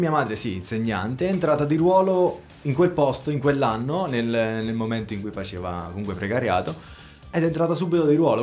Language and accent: Italian; Roccafluvione, Marche, Italy; also born or lived in Apulia; io sono di Roccafluvione